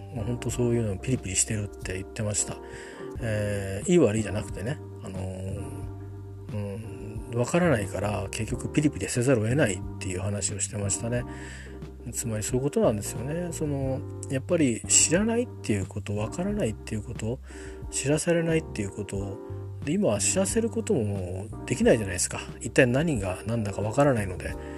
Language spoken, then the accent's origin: Japanese; Japan; also born or lived in Tokyo; 東京で生まれましたけど周辺で周辺の田舎で育ちましたんでね